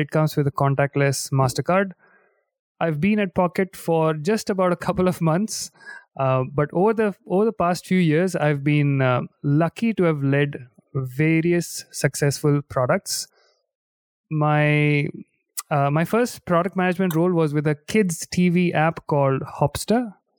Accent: India; now in London, United Kingdom; I am originally from India

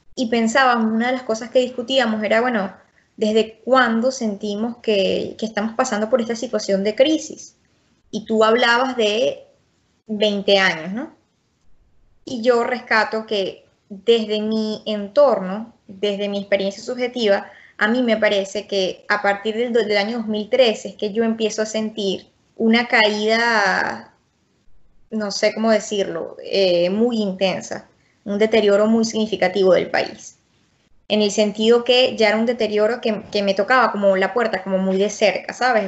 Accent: Venezuela; a mí lo que me preocupa como venezolana

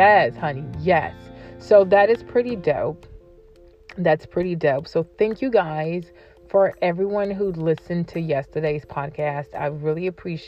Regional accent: Côte d’Ivoire; I'm from the Ivory Coast, which is West Africa. I'm from Cote d'Ivoire

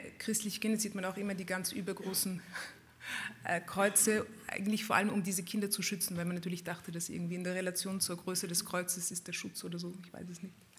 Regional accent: Vienna, Austria; meiner Kindheit in Wien. Ja, wir sind aufgewachsen in Wien in einer schönen Wohnung im siebten Bezirk

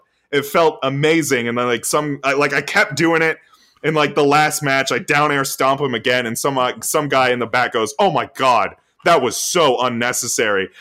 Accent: Florida, United States; we're from Florida

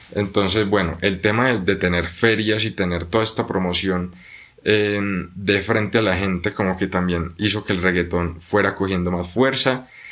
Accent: Buga, Valle del Cauca, Colombia; yo soy de Buga, Buga es una ciudad muy pequeña

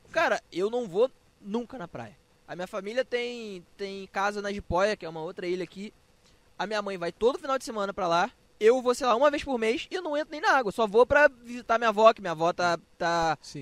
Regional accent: Angra dos Reis, Rio de Janeiro, Brazil; Pô, não sou carioca, sou angrense

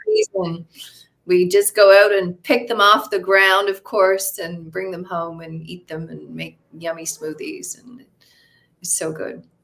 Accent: Fortune, Newfoundland and Labrador, Canada; moved away as an adult; also born or lived in St. John's, Newfoundland; now in Costa Rica; I'm from a small town called Fortune, Newfoundland.

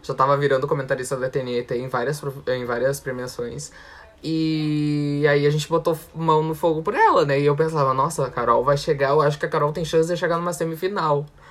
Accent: South Region, Brazil; Eu e Maurício somos sulistas

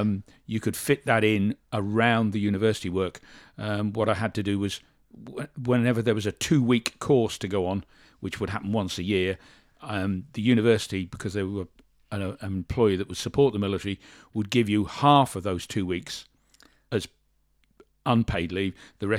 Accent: Shorncliffe, South East England, United Kingdom; born there; I'm 65 years old. I'm 66 next month. I was born in Shorncliffe in Kent. I was actually born in the military hospital

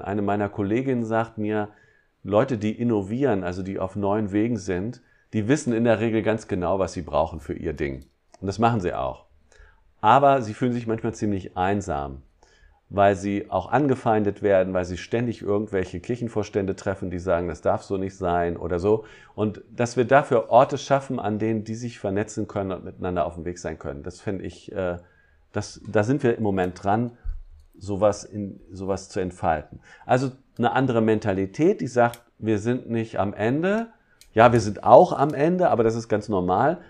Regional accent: Harz, Germany; bei uns im Harz

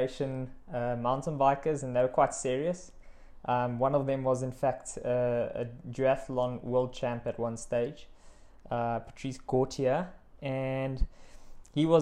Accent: Witbank, Mpumalanga, South Africa; I'm from Witbank, small mining town in Mpumalanga. Grew up there, matriculated there

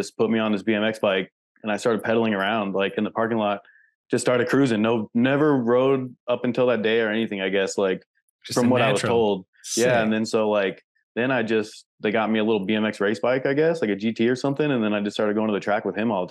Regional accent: El Cajon, California, United States; now in Las Vegas, United States; I grew up in San Diego, like East County, El Cajon

